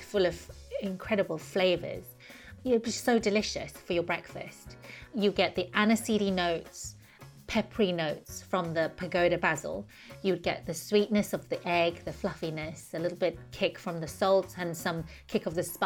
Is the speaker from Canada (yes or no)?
no; Taiwan; now in United Kingdom; I grew up in Taiwan munching on sugarcane